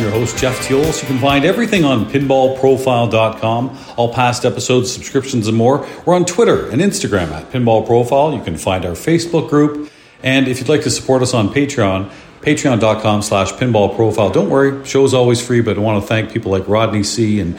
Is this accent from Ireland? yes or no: no; Berlin, Germany; I'm from Berlin.